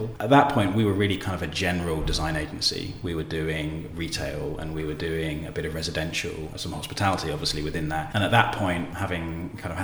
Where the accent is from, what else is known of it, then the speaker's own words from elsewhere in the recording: Bournemouth, South West England, United Kingdom; moved away as an adult; also born or lived in Brighton; now in London, United Kingdom; I grew up in Bournemouth, actually, and then moved to Brighton to do my degree in interior architecture